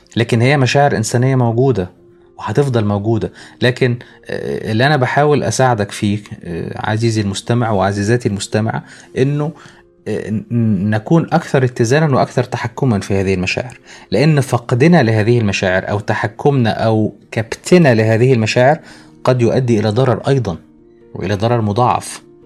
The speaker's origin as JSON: {"language": "Arabic", "country": "Egypt", "said": "عندنا في مصر"}